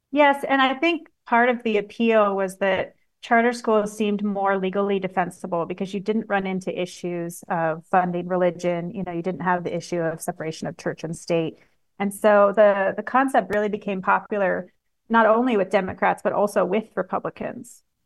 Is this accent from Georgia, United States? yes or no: no; Washington, United States; I grew up in Washington State